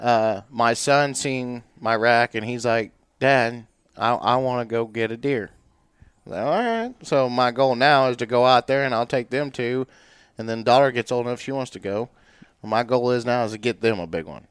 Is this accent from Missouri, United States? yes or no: yes; Warrensburg, Missouri, United States; born and raised in Warrensburg, Missouri